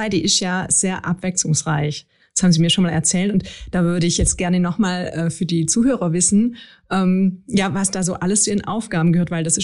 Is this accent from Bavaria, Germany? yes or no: no; Friedrichshafen, Baden-Württemberg, Germany; also born or lived in Freiburg; ich komme ursprünglich aus Friedrichshafen und habe in Freiburg studiert.